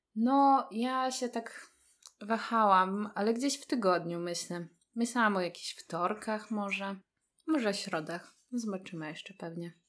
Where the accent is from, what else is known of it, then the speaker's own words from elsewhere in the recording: Warsaw, Masovian Voivodeship, Poland; jestem z Warszawy